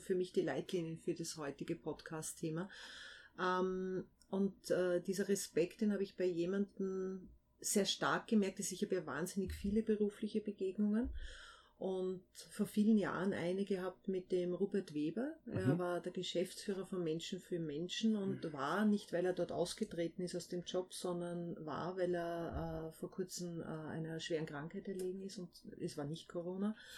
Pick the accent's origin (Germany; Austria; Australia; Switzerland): Austria; Vienna Woods, just outside Vienna, Lower Austria; dort, wo ich aufgewachsen bin, was ich auch wirklich als Heimat bezeichne. Also das ist so eine ganz starke Bindung. Das ist knapp außerhalb von Wien, aber definitiv außerhalb von Wien äh, im Wienerwald